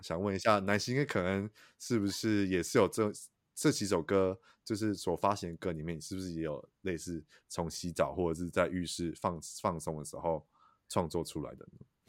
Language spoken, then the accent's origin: Chinese; Taichung, Taiwan; 因为我是台中人，然后现在在台中嗯。生活